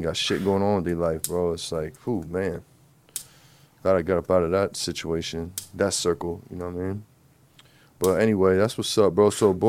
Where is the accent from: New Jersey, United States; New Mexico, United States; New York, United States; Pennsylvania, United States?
New Jersey, United States; I'm from Jersey. North Jersey.